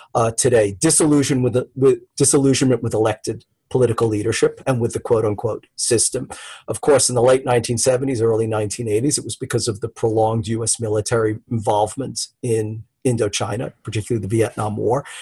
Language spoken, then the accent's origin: English; United States; as an American